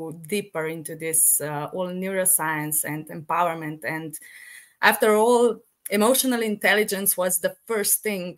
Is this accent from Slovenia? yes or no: yes; Kranj, Upper Carniola, Slovenia; I'm from Slovenia